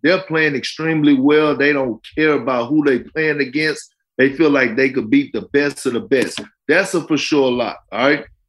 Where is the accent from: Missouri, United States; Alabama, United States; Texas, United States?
Texas, United States; Beaumont; I'm from Beaumont, Texas